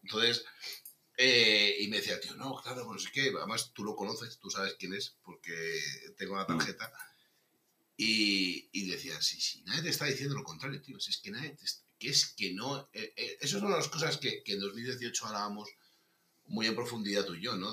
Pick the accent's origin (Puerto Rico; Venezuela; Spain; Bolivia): Spain; Navarre; also born or lived in Madrid; soy, soy, navarro